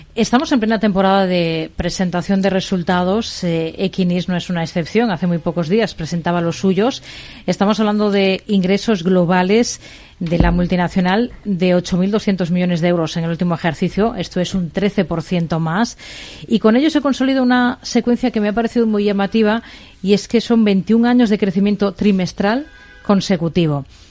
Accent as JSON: {"language": "Spanish", "country": "Spain", "said": "nuestro país"}